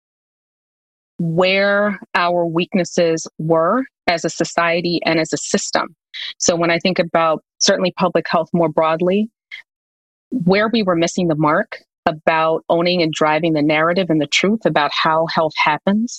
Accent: New York, United States; my grandparents, who I grew up with in New York

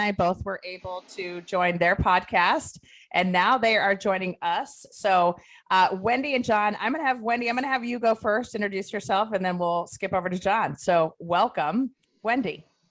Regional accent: Ohio, United States; I'm from Ohio

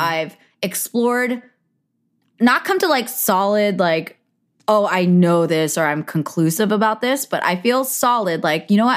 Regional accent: Bay Area, California, United States; I grew up in the Bay Area.

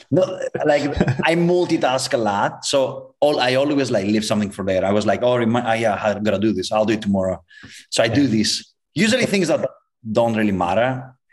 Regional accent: Greece; moved away as an adult; now in Los Angeles, United States; I'm from Greece

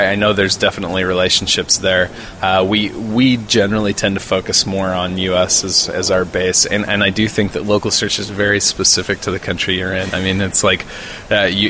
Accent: Burley, Idaho, United States; experiences that I've had growing up in Burley, Idaho

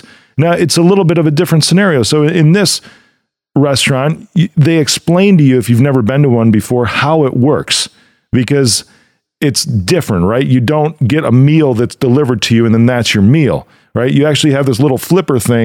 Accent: Chicago, Illinois, United States; my hometown of Chicago

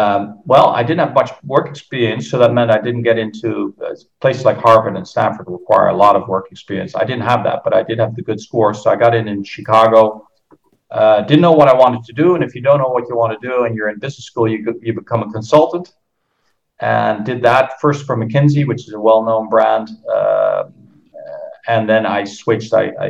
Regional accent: Netherlands; accent: American; English is a second language; also born or lived in Philippines / Brazil; I grew up in the Philippines and in Brazil. My father was an expat for Philips, so that's where I got the Yankee accent. I went to American schools. When I was back in the Netherlands, did my high school

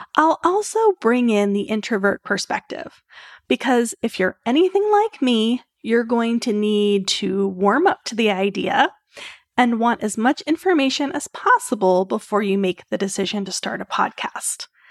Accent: Maryland, United States; moved away as an adult; now in Orlando, United States; We're originally from Maryland

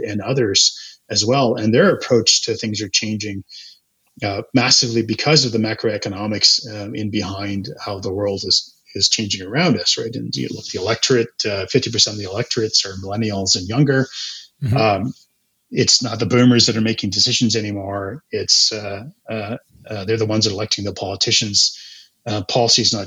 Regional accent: Calgary, Alberta, Canada; also born or lived in Edmonton; I grew up in Calgary

